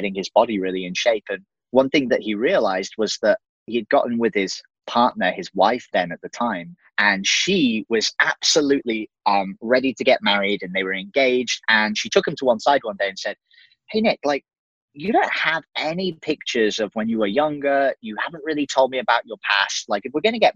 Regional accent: England, United Kingdom; moved away as an adult; So I'm an English dude. So I'm actually from the UK

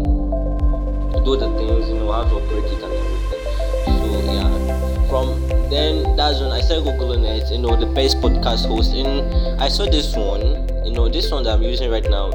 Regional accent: Nigeria; I'm from Nigeria, you know, that's the western part of Africa

